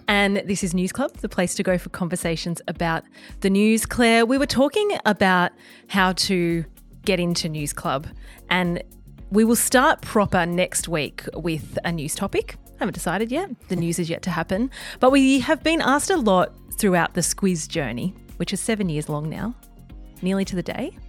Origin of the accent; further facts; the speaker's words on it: Bermagui, New South Wales, Australia; now in Sydney, Australia; I'm from Bermagui on the far south coast of New South Wales, very much a small